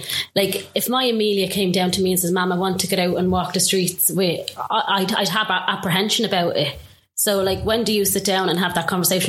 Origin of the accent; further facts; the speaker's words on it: Dublin, Leinster, Ireland; everyone knows I'm from Coolock